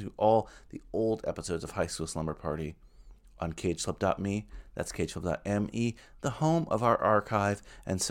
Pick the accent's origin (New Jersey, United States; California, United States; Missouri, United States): New Jersey, United States; Bergen County; I grew up in Bergen County